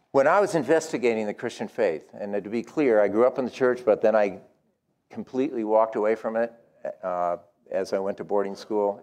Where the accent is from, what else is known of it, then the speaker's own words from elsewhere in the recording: New England, United States; I am from New England